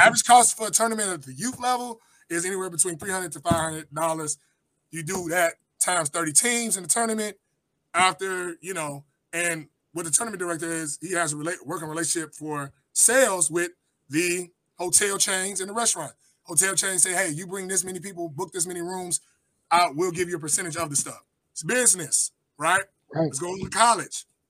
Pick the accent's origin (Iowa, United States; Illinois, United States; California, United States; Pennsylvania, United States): Illinois, United States; Chicago; I come from Chicago, Chatham area, south side of Chicago